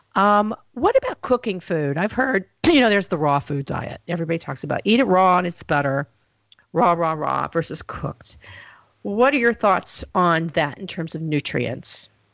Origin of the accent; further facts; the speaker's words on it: the South, United States; I come from the South